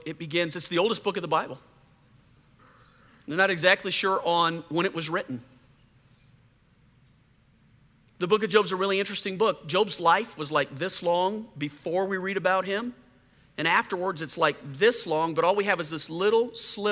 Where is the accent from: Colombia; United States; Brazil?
United States; Louisiana; I grew up in Louisiana.